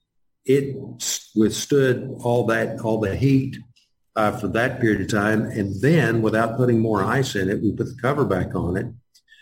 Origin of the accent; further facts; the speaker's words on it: Texas, United States; I'm from Texas